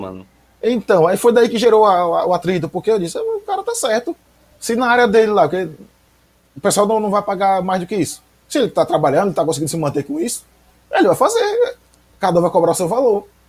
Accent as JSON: {"language": "Portuguese", "town": "Aracaju", "region": "Sergipe", "country": "Brazil", "tie": "born or raised there", "moved": "as an adult", "lives_now": "Nossa Senhora do Socorro, Brazil", "said": "Eu cresci lá, cresci no Augusto Franco"}